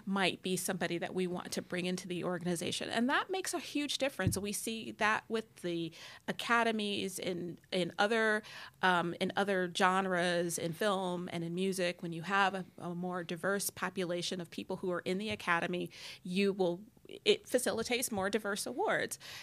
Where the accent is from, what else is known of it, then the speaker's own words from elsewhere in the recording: Detroit, Michigan, United States; I grew up in Detroit